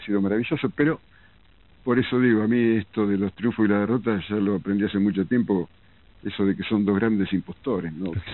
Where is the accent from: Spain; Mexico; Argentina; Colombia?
Argentina; Lincoln, Buenos Aires Province; moved away; yo me fui de Lincoln, ni siquiera de Buenos Aires